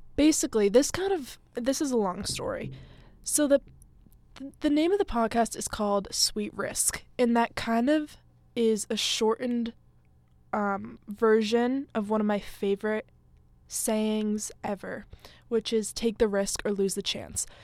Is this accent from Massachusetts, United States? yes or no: yes; Massachusetts, United States; moved away as an adult; also born or lived in Fairfield, Connecticut; I grew up in Massachusetts, um, a little town, like, forty-ish minutes from Boston.